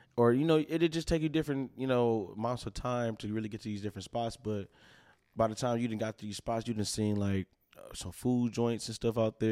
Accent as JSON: {"language": "English", "town": "Milwaukee", "region": "Wisconsin", "country": "United States", "tie": "born or raised there", "said": "we born and raised here."}